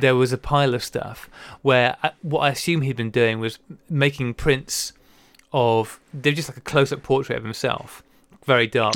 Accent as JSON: {"language": "English", "country": "United Kingdom", "moved": "yes", "lives_now": "United States", "said": "as a Brit living in the U S"}